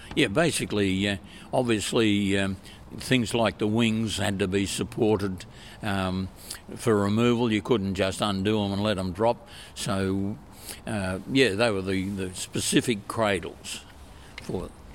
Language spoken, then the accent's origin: English; Queensland, Australia; moved away; also born or lived in Victoria, Australia; originally a Queenslander. To my horror, I had to spend over 50 years in Victoria.